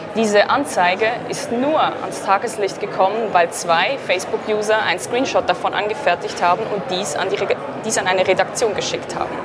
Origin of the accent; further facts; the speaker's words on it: Zurich, Switzerland; ich komme aus Zürich.